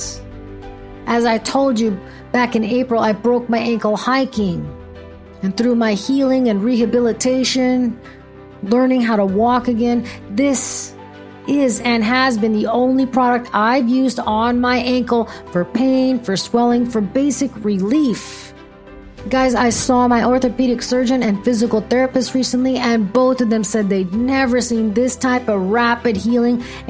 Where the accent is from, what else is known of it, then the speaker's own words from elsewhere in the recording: Fremont, California, United States; moved away as an adult; now in the South, United States; my hometown of Fremont, California, where my family immigrated to in the 1850s from Portugal